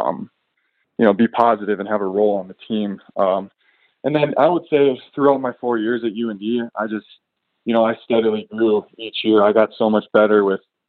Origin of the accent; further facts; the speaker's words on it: Jamestown, North Dakota, United States; I grew up in Jamestown, North Dakota, a little small town of about 15,000 people in central Nodak.